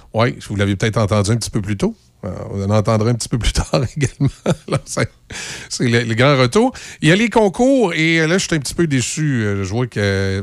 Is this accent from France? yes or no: no; Loretteville, Quebec, Canada; j'allais à Polyvalente de Loretteville